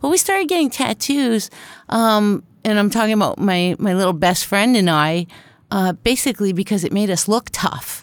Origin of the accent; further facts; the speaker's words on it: Canada; also born or lived in Winnipeg; the only Canuck in the family